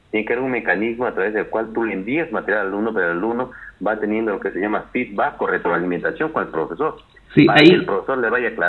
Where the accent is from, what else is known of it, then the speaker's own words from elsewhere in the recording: Peru; cuántos somos los peruanos tolerantes a la homosexualidad